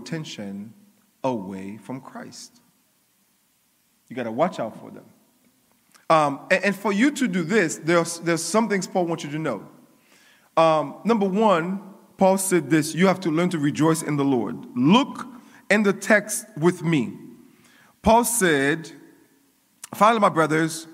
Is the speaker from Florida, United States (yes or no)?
yes; Coral Springs, Florida, United States; I was growing up in Coral Springs